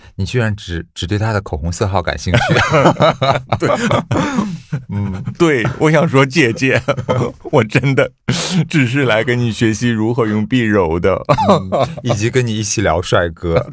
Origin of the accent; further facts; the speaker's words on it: China; 我们中国人